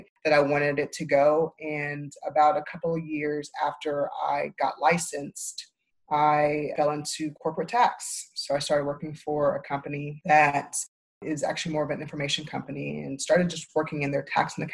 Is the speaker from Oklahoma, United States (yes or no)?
yes; Tulsa, Oklahoma, United States; moved away as an adult; now in Dallas, United States; I am originally from Tulsa, Oklahoma, and that's where I went to law school